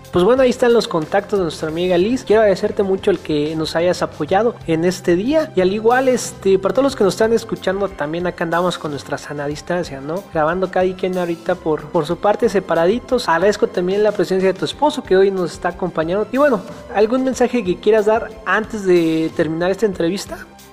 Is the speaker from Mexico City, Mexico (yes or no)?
no; Teopisca, Chiapas, Mexico; nosotros somos del estado de Chiapas, de un municipio que se llama Teopisca